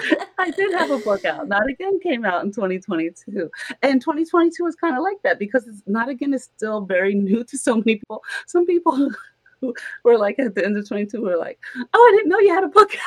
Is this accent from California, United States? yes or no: no; New York City, New York, United States; I was born and raised in Harlem.